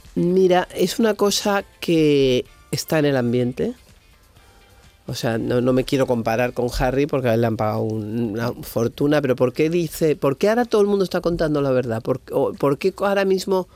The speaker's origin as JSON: {"language": "Spanish", "town": "Madrid", "region": "Community of Madrid", "country": "Spain", "said": "en Madrid yo vivía la casa más moderna de Madrid"}